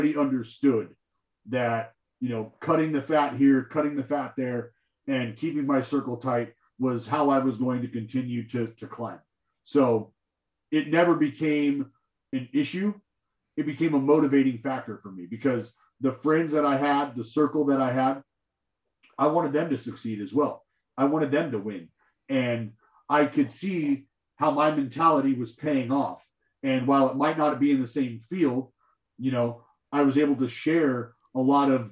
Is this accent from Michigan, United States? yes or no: no; Stockton, California, United States; also born or lived in Lubbock, Texas; I lived in my hometown in Stockton, California